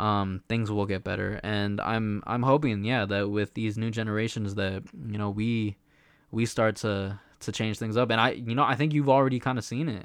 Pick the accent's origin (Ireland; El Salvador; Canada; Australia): El Salvador; we're from El Salvador, so we're very proud